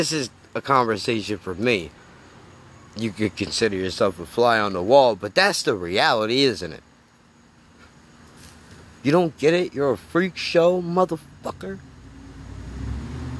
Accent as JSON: {"language": "English", "country": "United States", "said": "as an American"}